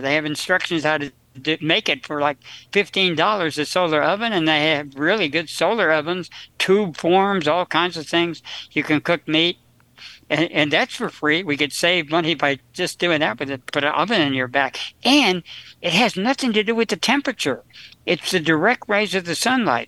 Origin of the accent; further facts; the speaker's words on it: New Jersey, United States; I was raised in New Jersey on potatoes.